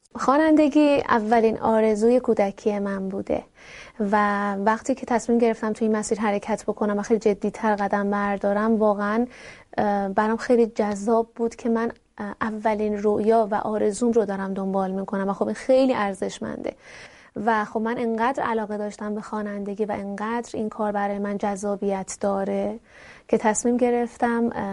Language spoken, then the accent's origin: Persian; Iran; اون آزادی که بخوام بخونم و فعالیت بکنم در کشورم مهیا نیست